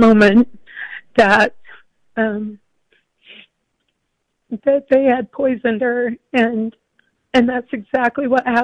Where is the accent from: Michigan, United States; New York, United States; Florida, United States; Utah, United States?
Utah, United States; Grantsville; I grew up here in Utah, out in Grantsville, Utah